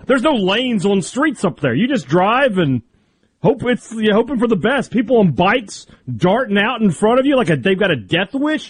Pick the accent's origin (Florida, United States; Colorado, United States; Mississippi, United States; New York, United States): Mississippi, United States; growing up in Mississippi, you know, not the richest kid